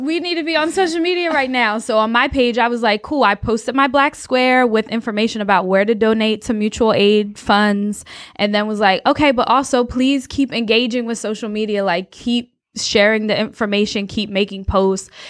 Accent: New Jersey, United States; moved away as an adult; now in North Carolina, United States; I'm from Jersey, did my P H D at Rutgers

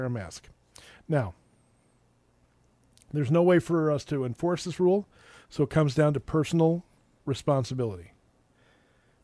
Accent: Edina, Minnesota, United States; I grew up in Edina

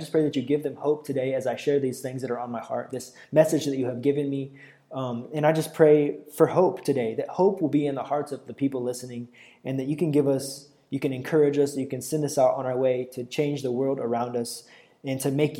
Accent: United States; moved away as an adult; now in Brazil; I've been able to preach in about 15 or 16 different churches in Brazil so far as an American missionary.

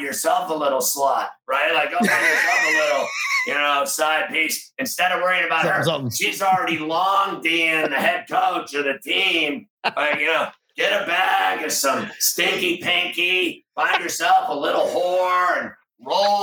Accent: Pittsburgh, Pennsylvania, United States; growing up in Pittsburgh

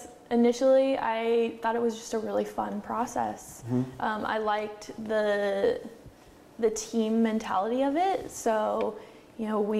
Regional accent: Oregon, United States; also born or lived in Korea; I grew up in Oregon. I hadn't really left Oregon much

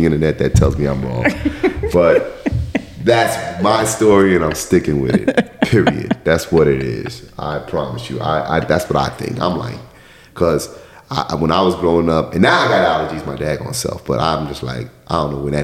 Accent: New York, United States; I'm from New York

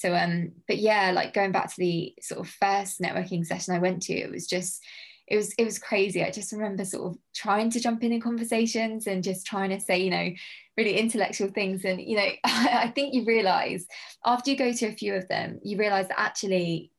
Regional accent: South Coast, United Kingdom; bearing in mind I come from the South Coast, I don't really go to London a lot.

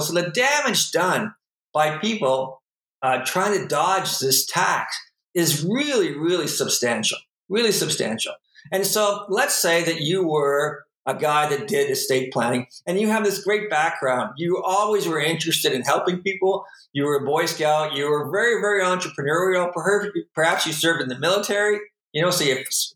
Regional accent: Sarnia, Ontario, Canada; We grew up in Sarnia, so you know dirt roads weren't more than 10 minutes away

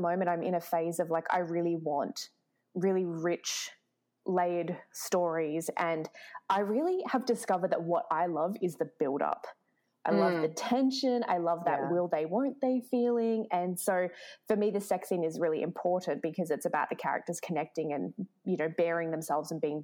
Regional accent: Melbourne, Victoria, Australia; now in Toronto, Canada; I come from Melbourne and I live in Toronto

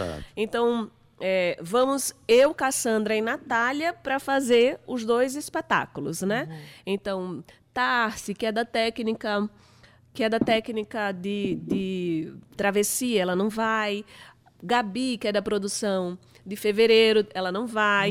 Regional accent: Paraíba, Brazil; eu sou da Paraíba, eu sou paraibana

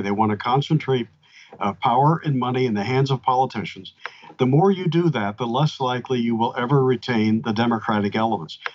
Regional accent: Pennsylvania, United States; now in Georgia, United States; Pennsylvania, my home state

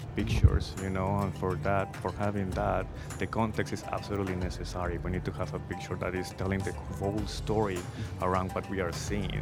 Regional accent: Cali, Valle del Cauca, Colombia; moved away; my city, Cali, was really well known for being the resistance point

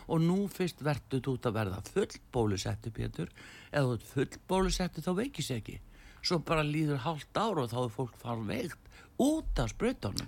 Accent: Iceland; við erum með Íslendingar

